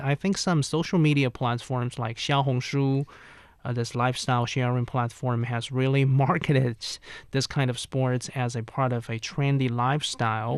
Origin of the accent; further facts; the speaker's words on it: Zhejiang, China; my hometown of Zhejiang